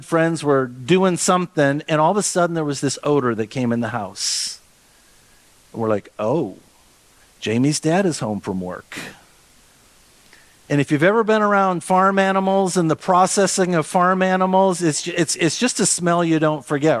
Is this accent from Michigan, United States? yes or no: no; Austin, Minnesota, United States; I grew up in Austin, Minnesota